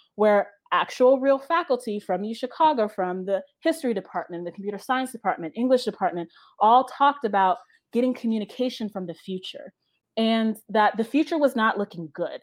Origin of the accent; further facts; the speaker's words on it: Pennsylvania, United States; moved away; I am from Pennsylvania